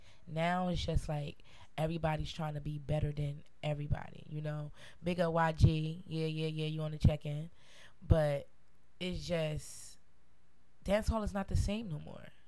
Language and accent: English; United States; I'm American